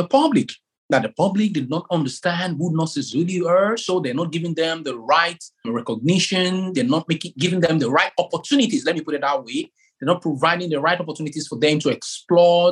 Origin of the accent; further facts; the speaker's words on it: Nigeria; now in Exeter, United Kingdom; I come from Africa, precisely from Nigeria